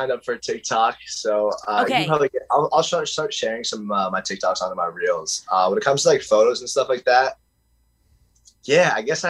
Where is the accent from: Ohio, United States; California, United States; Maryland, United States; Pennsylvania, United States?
Pennsylvania, United States; Pittsburgh; I'm from Pittsburgh, not West Virginia.